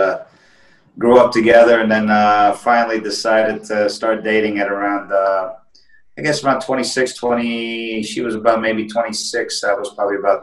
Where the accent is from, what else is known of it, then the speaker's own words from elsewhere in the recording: Paterson, New Jersey, United States; moved away as an adult; also born or lived in Salerno, Italy / Lincoln Park, New Jersey / Montville, New Jersey; now in Italy; I grew up in Paterson and then grew up in Lincoln Park. You know, I think when I was 10 years old, we moved to Lincoln Park.